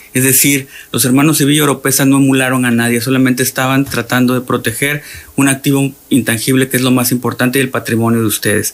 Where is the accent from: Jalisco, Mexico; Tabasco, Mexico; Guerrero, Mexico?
Tabasco, Mexico